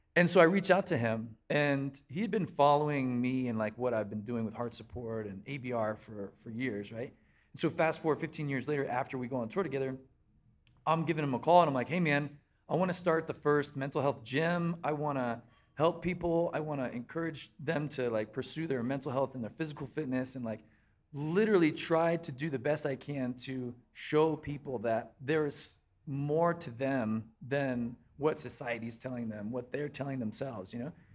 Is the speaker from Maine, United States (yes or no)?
no; Columbia, South Carolina, United States; moved away as an adult; also born or lived in Pennsylvania; I was pretty much basically born and raised in Columbia, South Carolina, and then in two thousand six, I moved up to Pennsylvania to join the band